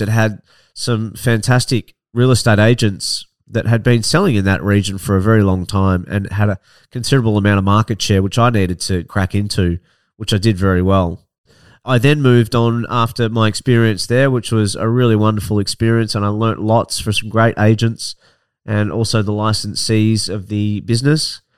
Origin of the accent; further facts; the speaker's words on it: Ocean Grove, Victoria, Australia; also born or lived in Melbourne; I grew up in Barnheads and Ocean Grove